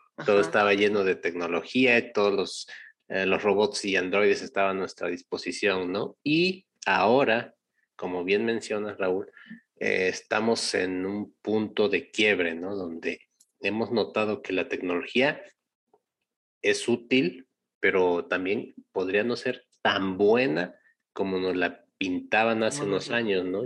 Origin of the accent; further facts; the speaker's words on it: Mexico; nosotros, como mexicanos, no quiero generalizar como latinoamericanos